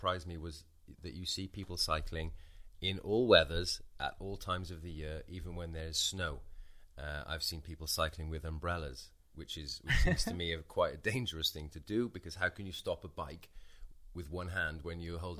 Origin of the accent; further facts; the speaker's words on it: United Kingdom; moved away as an adult; now in Piešťany, Slovakia; as a British person who grew up in the 1980s